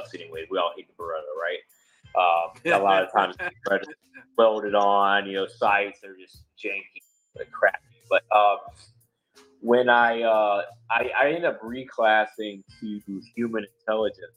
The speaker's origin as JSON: {"language": "English", "region": "Georgia", "country": "United States", "tie": "born or raised there", "said": "I grew up in Georgia"}